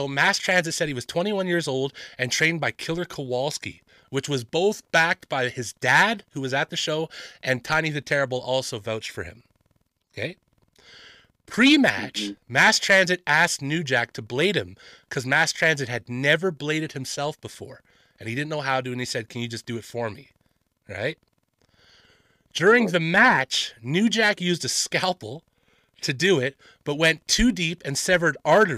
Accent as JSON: {"language": "English", "country": "Canada", "said": "I'm a Canadian from the mountains."}